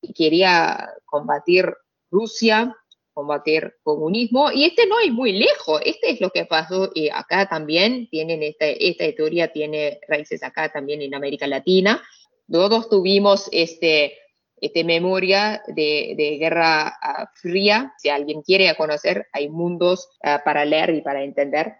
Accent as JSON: {"language": "Spanish", "country": "Saudi Arabia", "tie": "born or raised there", "also_born_or_lived": "Pakistan", "second_language": "Spanish", "moved": "yes", "said": "yo me viví ahí, 20 años de mi vida, crecí ahí"}